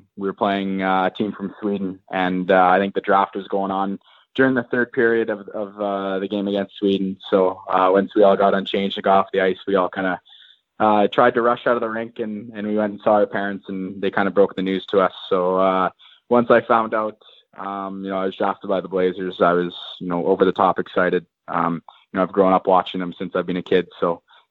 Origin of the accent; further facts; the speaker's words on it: Kamloops, British Columbia, Canada; I'm born and raised in Kamloops, BC.